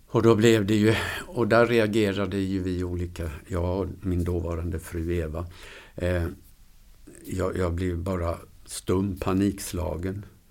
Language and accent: Swedish; Huskvarna, Jönköping County, Sweden; also born or lived in Luleå; now in Borås, Sweden; född och uppvuxen i Huskvarna